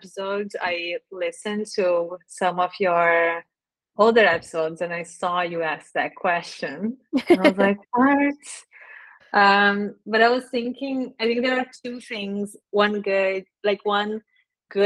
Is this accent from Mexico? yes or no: no; Brazil; English is a second language; moved away as an adult; also born or lived in Dublin, Ireland / Ottawa, Canada; now in Canada; I grew up in Brazil most of my life, full high school until university.